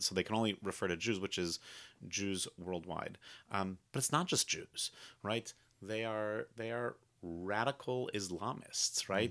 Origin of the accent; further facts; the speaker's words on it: United States; as an American Jew